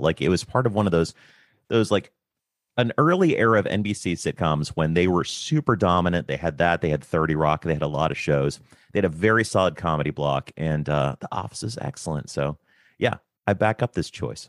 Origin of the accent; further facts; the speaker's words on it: United States; as an American